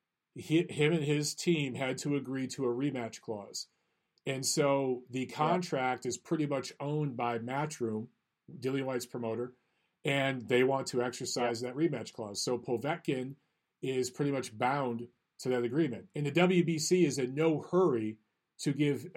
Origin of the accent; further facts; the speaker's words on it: Detroit, Michigan, United States; moved away; I grew up in Detroit